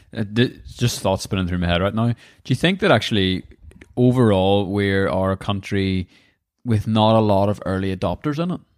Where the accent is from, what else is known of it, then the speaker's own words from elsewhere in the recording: Northern Ireland, United Kingdom; our wee country